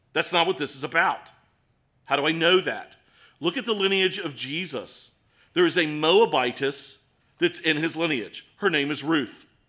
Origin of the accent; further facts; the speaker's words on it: Baltimore, Maryland, United States; accent: Baltimore; my Baltimore accent